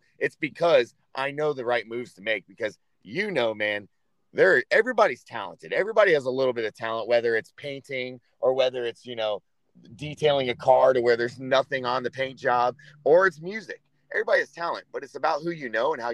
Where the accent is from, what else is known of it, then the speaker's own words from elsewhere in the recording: Florida, United States; also born or lived in Michigan; at 2 years old, I moved down to Florida. And I lived in South Florida, like by Clearwater Beach, you know, until I went through high school